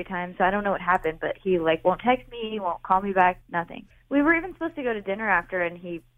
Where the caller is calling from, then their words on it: Dayton, Ohio, United States; I'm calling from Dayton.